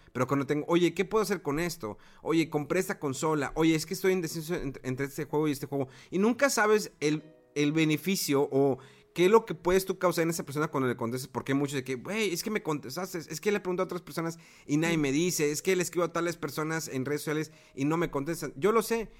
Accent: Mexico; yo como mexicano

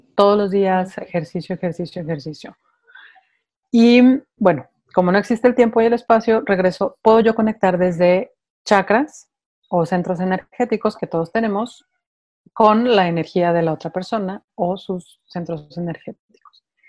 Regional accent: Mexico City, Mexico; moved away as an adult; now in Guadalajara, Mexico; me vengo a vivir a Guadalajara yo soy de Ciudad de México

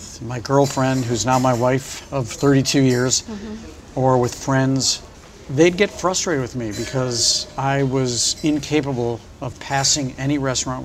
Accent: St. Louis, Missouri, United States; moved away as an adult; now in New York, United States; when I grew up in St. Louis

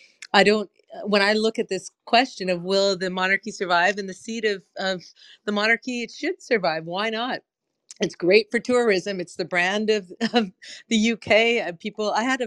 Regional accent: Canada; I would have gone as a Canadian out of a sense of nostalgia.

